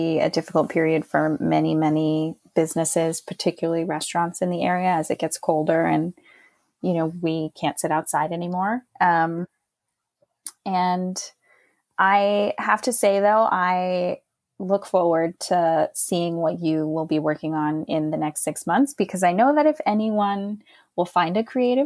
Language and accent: English; United States; also born or lived in Jordan; as an American with a certain amount of privilege